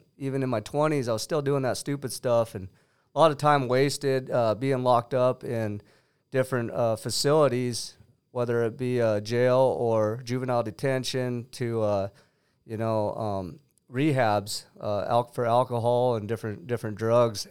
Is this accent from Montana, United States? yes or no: yes; Bitterroot Valley, Montana, United States; I'm from Montana, Bitteroot Valley.